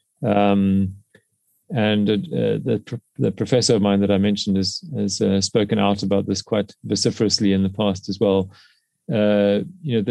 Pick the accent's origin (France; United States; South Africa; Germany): South Africa; in South Africa, in my home country